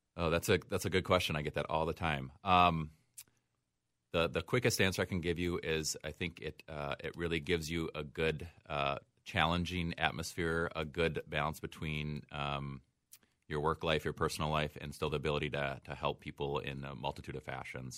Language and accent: English; Osseo, Wisconsin, United States; moved away; I grew up in a small town in western Wisconsin, just south of Eau Claire, called Osseo